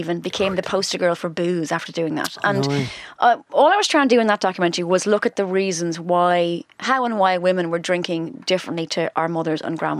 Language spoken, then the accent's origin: English; Ireland; we're Irish people.